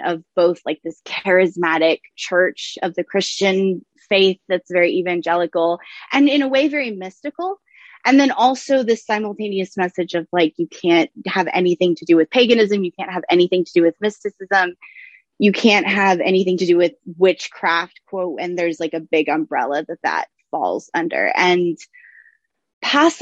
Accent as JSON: {"language": "English", "region": "the South", "country": "United States", "said": "I am from the South"}